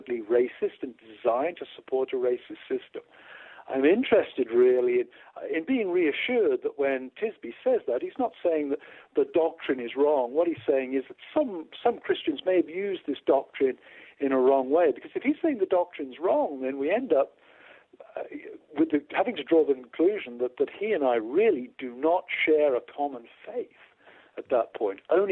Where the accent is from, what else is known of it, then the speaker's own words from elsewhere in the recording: United Kingdom; now in United States; As a British guy going to a church in America